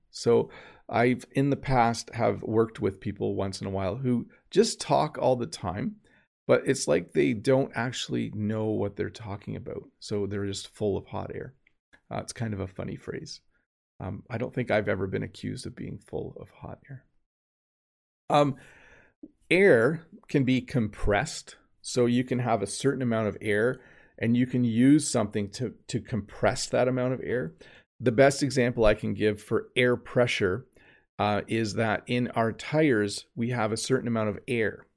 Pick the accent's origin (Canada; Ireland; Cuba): Canada; the Canadian